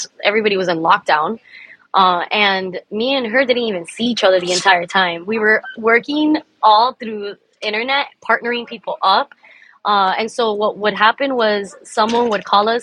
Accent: Miami, Florida, United States; also born or lived in Cuba; I'm Cuban American, first generation here in Miami. I love Miami. I ride for my city

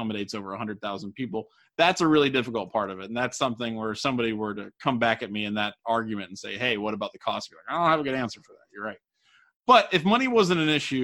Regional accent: near Cincinnati, Ohio, United States; I grew up down near Cincinnati

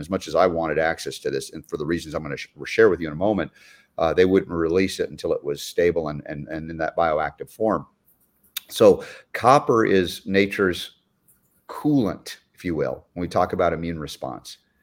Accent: Georgia, United States; growing up in Georgia for 30 years

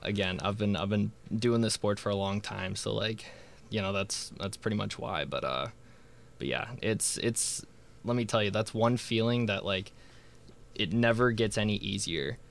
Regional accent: Illinois, United States; I'm from Illinois

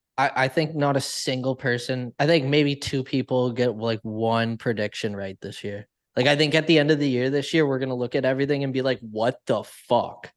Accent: Canada; I'm Canadian.

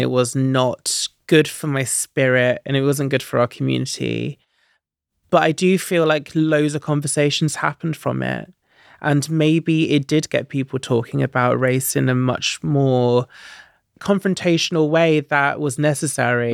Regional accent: Stansted Mountfitchet, East of England, United Kingdom; Yeah, I grew up in Essex in a little town called Sandstone Mount Fitchett

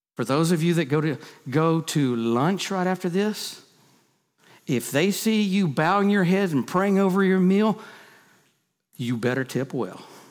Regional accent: United States; I was born in America.

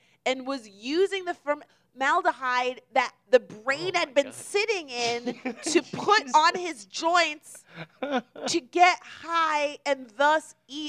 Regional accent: Florida, United States; We just added the extra twist that we are actually from Florida.

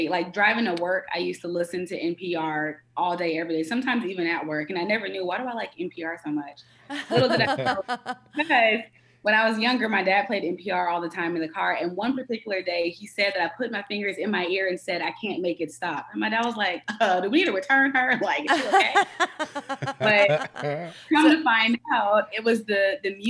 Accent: Atlanta, Georgia, United States; also born or lived in Washington, D.C.; I'm born and raised in Atlanta, between Atlanta and D.C.

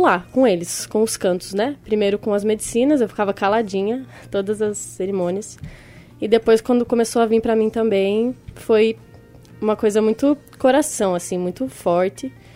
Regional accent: Guarapuava, Paraná, Brazil; moved away as an adult; now in João Pessoa, Brazil; Foi na minha cidade, Guarapuava, sou do Paraná, né? Eu moro aqui em João Pessoa. Vim em fevereiro pra cá

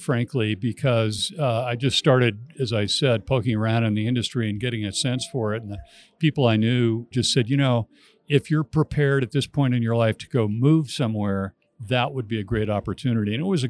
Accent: Astoria, Oregon, United States; So, yeah, I was born and raised in Oregon. I actually was born in Astoria, Oregon, which is at the mouth of the Columbia River, and lived there all of my life.

